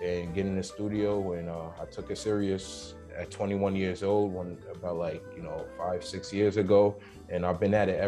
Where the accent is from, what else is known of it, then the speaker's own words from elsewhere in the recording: the Bronx, upstate New York, United States; I'm from the Bronx, New York, and I also was raised in upstate New York, which is about like 3 hours up north from New York City.